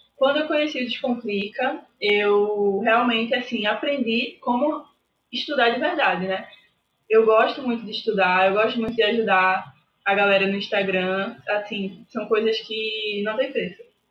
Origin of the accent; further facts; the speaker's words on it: Recife, Pernambuco, Brazil; eu sou de Recife, Pernambuco